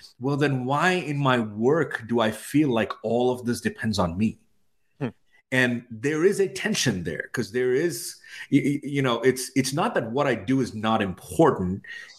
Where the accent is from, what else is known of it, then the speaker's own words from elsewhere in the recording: India; also born or lived in Middle East; now in United States; so I'm from India. I spent most of my life in the Middle East, and I moved here in 2004.